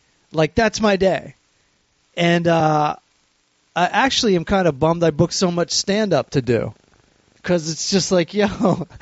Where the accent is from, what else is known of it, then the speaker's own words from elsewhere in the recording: Maryland, United States; now in Los Angeles, United States; where I grew up in Maryland